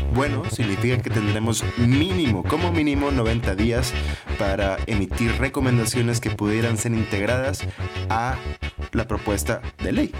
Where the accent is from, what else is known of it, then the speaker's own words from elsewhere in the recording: Monterrey, Nuevo León, Mexico; Como buen regio